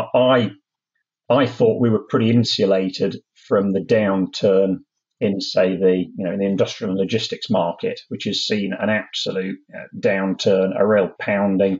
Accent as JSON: {"language": "English", "town": "Sheffield", "region": "Yorkshire and the Humber", "country": "United Kingdom", "tie": "born or raised there", "said": "I was born in Yorkshire, which is one of the counties of England, in a place called Sheffield"}